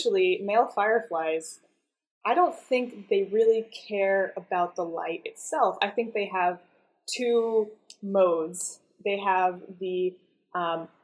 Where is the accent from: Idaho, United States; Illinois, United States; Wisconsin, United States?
Idaho, United States; moved away as an adult; also born or lived in Boston; I grew up in Idaho